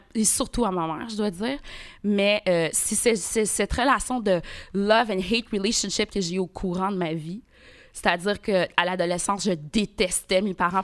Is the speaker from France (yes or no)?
no; Quebec, Canada; also born or lived in Port-au-Prince, Haiti; je suis arrivée au Québec, j'avais deux ans. Donc, je suis née à Port-au-Prince